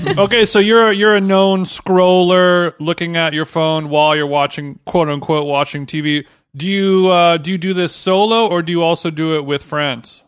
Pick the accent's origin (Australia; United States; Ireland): United States; Orange County, California; now in Los Angeles, United States; growing up in Orange County